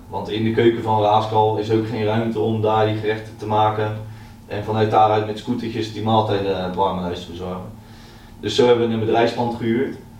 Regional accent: Naaldwijk, South Holland, Netherlands; ik ben heel opgegroeid in uh, Naaldwijk, eh, tussen de kassen.

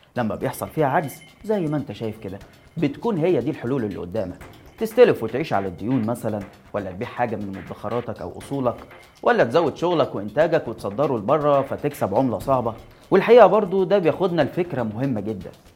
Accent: Egypt; علينا كمصريين

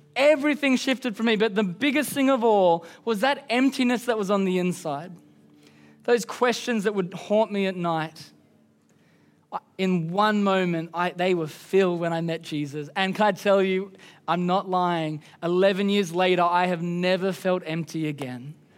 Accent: Queensland, Australia; I'm from Queensland

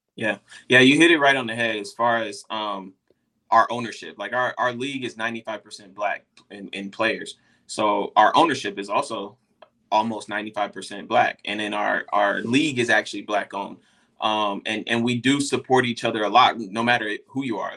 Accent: Dallas, Texas, United States; I'm from Dallas, Texas

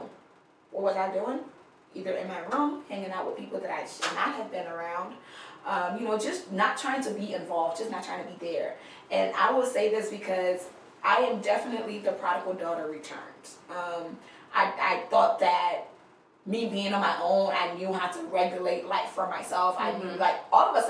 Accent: Liberia; moved away; I grew up in Liberia

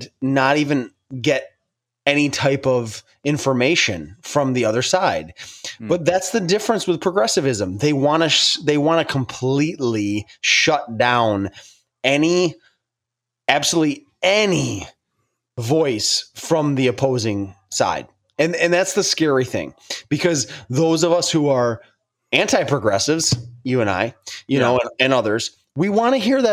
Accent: New York, United States; I'm from New York

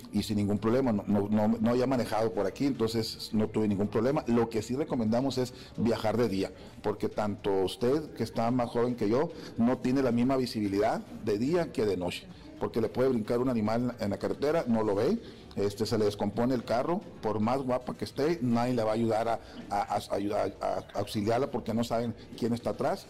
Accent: Sonora, Mexico; en el caso de Sonora, de donde yo vengo.

